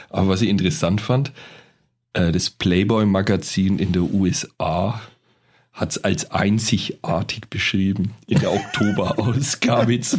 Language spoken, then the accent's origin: German; Bavaria, Germany; accent: Franconian; Ja, wir Franken sind ja eh recht sexy, habe ich gehört.